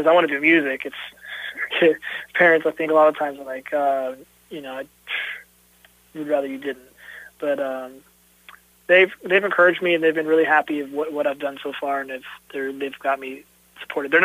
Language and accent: English; Jefferson City, Missouri, United States; also born or lived in Dallas, Texas; now in Kansas City, United States; I was born in Dallas, Texas, but I was raised in Jefferson City, Missouri